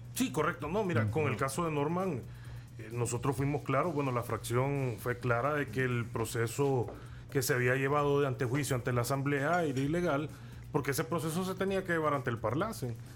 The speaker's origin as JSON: {"language": "Spanish", "country": "El Salvador", "said": "nosotros mm. somos salvadoreños comunes y corrientes como cualquier otro"}